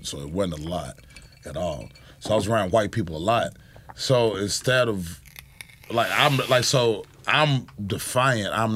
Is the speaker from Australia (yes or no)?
no; the South, United States; Yeah, I grew up in the South